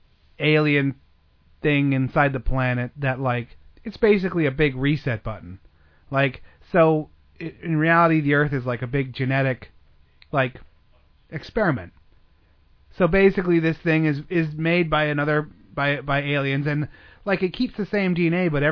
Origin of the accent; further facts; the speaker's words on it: United States; I'm American.